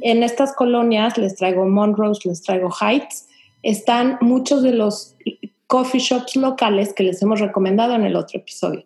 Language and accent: Spanish; Mexico; now in Houston, United States; nosotros como mexicanos que estamos viviendo aquí